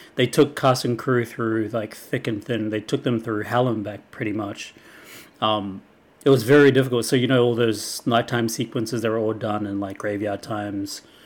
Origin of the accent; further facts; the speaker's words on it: Wellington, New Zealand; it's from my hometown, Lord of the Rings. It was filmed in my backyard, practically.